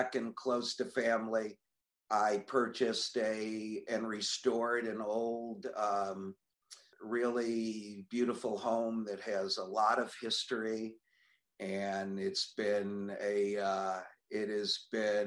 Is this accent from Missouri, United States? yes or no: no; Buffalo, New York, United States; moved away as an adult; also born or lived in Niagara Falls, New York / Dallas, Texas; I'm from here. Was actually brought up here actually for the first 13 years of my life